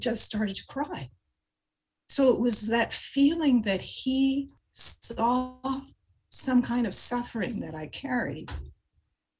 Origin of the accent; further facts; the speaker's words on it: Montreal, Quebec, Canada; I grew up in Montreal